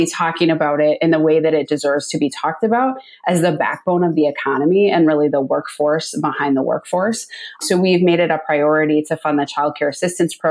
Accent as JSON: {"language": "English", "town": "St. Louis Park", "region": "Minnesota", "country": "United States", "tie": "born or raised there", "said": "I grew up in the community of St. Louis Park"}